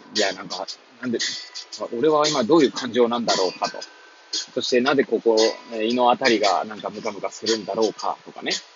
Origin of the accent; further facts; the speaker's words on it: Hachioji, Tokyo, Japan; moved away as an adult; now in Kamaishi, Japan; 八王子生まれ、八王子育ち。震災の前の年から玉井市で働くポンコツ